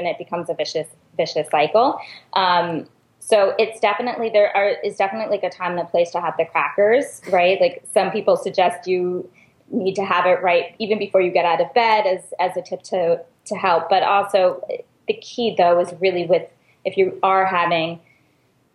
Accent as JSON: {"language": "English", "town": "New York City", "region": "New York", "country": "United States", "said": "I'm a New Yorker"}